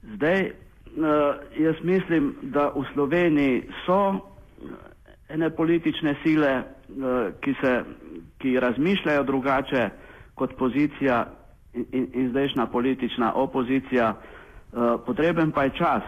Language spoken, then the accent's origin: Slovenian; Slovenia